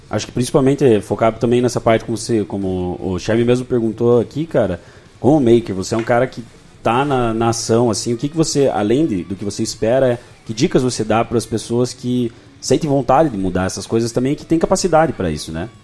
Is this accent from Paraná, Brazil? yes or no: yes; Irati, Paraná, Brazil; Eu sou de Irati, uma cidade aqui do lado